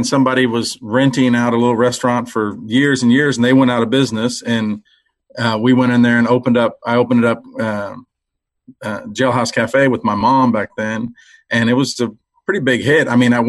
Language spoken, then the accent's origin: English; Cuero, Texas, United States; Well, I grew up in South Texas, Cuero, Texas, a little small town.